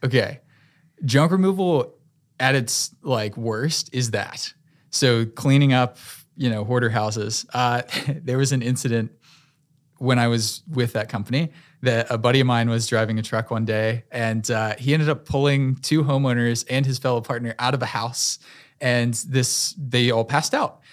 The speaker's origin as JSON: {"language": "English", "town": "Fuquay-Varina", "region": "North Carolina", "country": "United States", "tie": "born or raised there", "said": "I grew up in Fuquay, so very close to Raleigh. This is my home, and I love this city"}